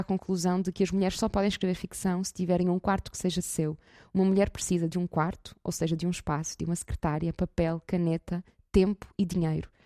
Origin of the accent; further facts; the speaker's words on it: Porto, Norte, Portugal; sou do Porto, Uh, e neste momento venho até Guimarães